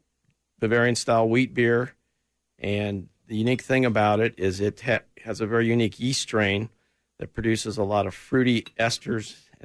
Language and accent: English; Kansas City, Missouri, United States; moved away as an adult; I grew up in Kansas City, yes. Okay. And I moved away for work when I was not retired, and then mm-hmm. moved back because my family's here, lots of friends.